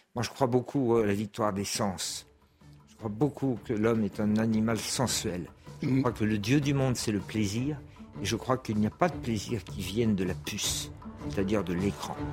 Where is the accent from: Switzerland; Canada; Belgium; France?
France; je suis un Français républicain et laïque